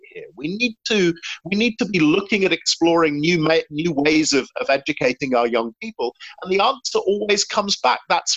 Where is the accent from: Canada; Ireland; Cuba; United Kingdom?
United Kingdom; England; as an Englishman